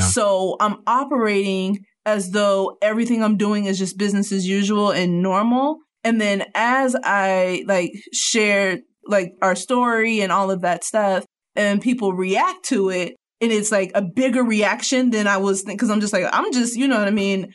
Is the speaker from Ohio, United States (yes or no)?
yes; Cincinnati, Ohio, United States; now in Northwest Arkansas, United States; from Cincinnati